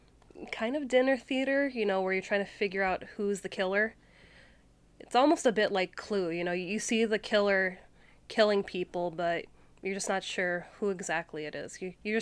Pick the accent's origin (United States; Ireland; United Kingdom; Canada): Canada; accent: Canadian; I mean, I'm Canadian, and once in a while, it'll slip out.